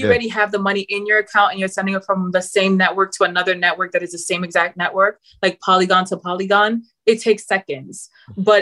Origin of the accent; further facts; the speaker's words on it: Manchester, North West England, United Kingdom; accent: Mancunian, London and New York hybrid; also born or lived in London; I'm from Manchester, UK. I've lived in London, so it's all love. My accent is now a hybrid of Mancunian London's a little bit of New York.